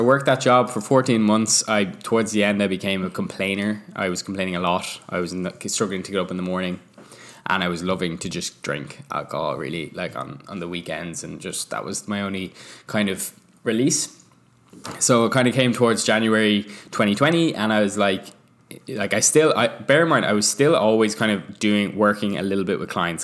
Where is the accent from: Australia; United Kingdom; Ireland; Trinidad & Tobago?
Ireland; now in Vancouver, Canada; we are an Irish couple living in Vancouver